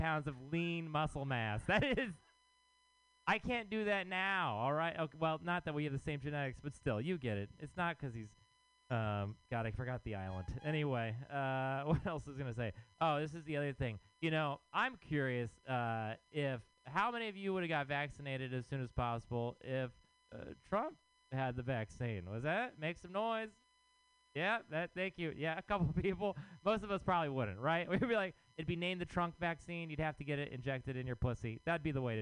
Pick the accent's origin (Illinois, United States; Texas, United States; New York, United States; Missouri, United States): Texas, United States; now in San Francisco, United States; I am from Texas